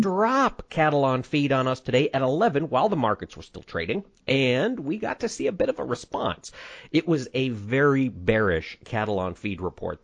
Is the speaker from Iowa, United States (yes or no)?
yes; Winterset, Iowa, United States; in Winterset, Iowa, my hometown